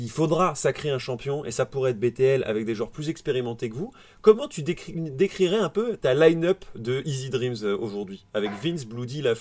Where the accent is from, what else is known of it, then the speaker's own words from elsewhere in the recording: Paris, Île-de-France, France; moved away; also born or lived in Aix-en-Provence; moi, je viens de Paris.